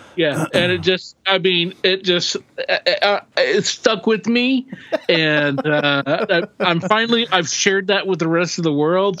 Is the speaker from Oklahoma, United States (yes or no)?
yes; Oklahoma, United States; We grew up in Oklahoma, so there were like you know real cowboys